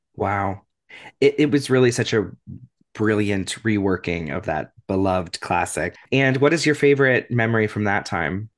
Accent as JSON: {"language": "English", "town": "Cleveland", "region": "Ohio", "country": "United States", "tie": "born or raised there", "lives_now": "Columbus, United States", "said": "we're Ohio boys. We grew up in Cleveland."}